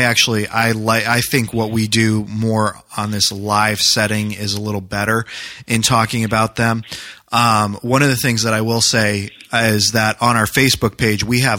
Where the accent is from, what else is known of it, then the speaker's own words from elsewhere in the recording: New Hampshire, United States; moved away; I grew up in New Hampshire